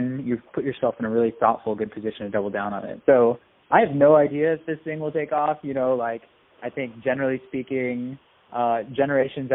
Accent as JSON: {"language": "English", "area": "Silicon Valley", "region": "California", "country": "United States", "tie": "born or raised there", "said": "I was born and raised in and around Silicon Valley"}